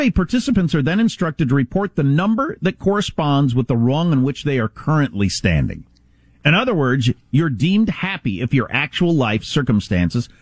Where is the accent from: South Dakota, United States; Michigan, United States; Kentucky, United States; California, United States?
South Dakota, United States; moved away; I come from the Midwest and South Dakota originally